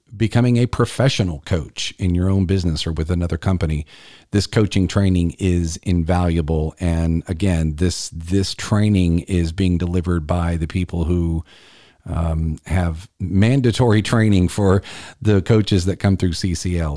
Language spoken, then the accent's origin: English; Columbia, South Carolina, United States; it's right here in my hometown of Columbia